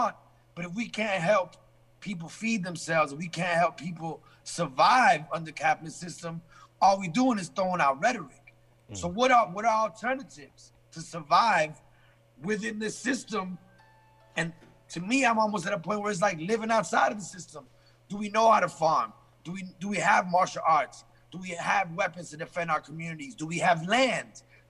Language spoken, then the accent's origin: English; England, United Kingdom; born there; And I was born in England as a result.